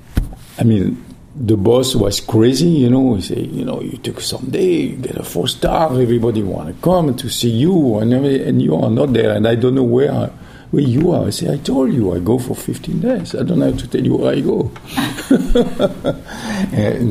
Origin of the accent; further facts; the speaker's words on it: Millau, Occitania, France; English is a second language; moved away as an adult; also born or lived in Guadeloupe / New York; now in United States; the house was in Millau, in my hometown.